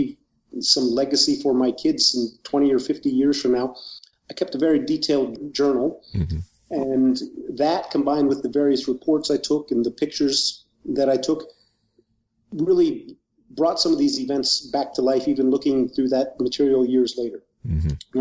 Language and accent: English; Wooster, Ohio, United States; my hometown of Wooster, Ohio, where I was born and raised